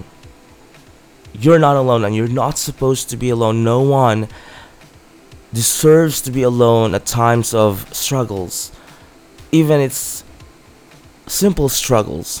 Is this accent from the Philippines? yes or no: yes; Philippines; my hometown in the Philippines